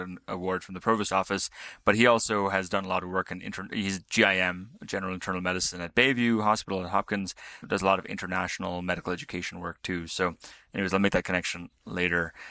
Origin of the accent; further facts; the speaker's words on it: Namibia; I was born in Namibia.